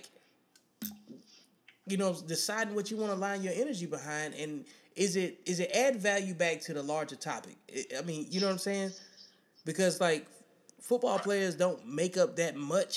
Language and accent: English; Birmingham, Alabama, United States; I'm from Birmingham, Alabama